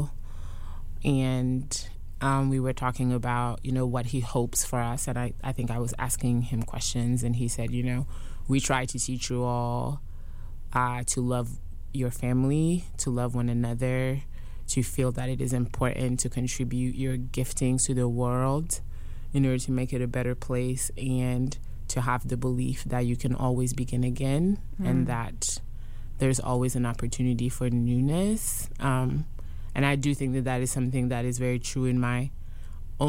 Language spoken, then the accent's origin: English; Côte d’Ivoire; first language French; English is a second language; now in Durham, United States; I went to private school in the Ivory Coast